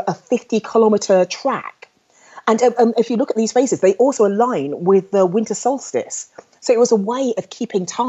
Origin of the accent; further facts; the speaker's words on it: London, United Kingdom; I was brought up in London